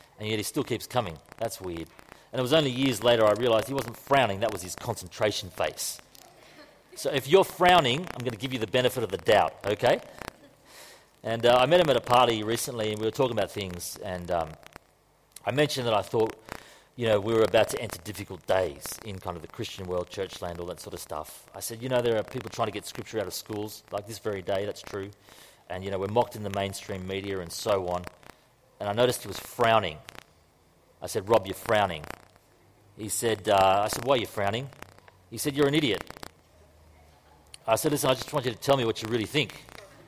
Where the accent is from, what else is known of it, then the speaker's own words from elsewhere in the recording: Queensland, Australia; I'm from Queensland.